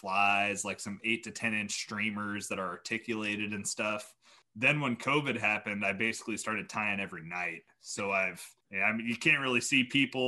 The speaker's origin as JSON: {"language": "English", "region": "Kansas", "country": "United States", "tie": "born or raised there", "also_born_or_lived": "Iowa", "moved": "as an adult", "lives_now": "New York, United States", "said": "I grew up in Kansas."}